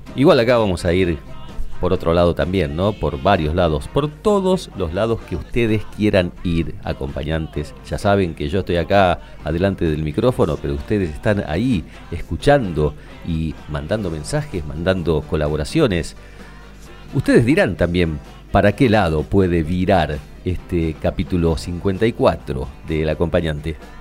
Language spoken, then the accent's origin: Spanish; Argentina; en nuestra cultura, somos argentinos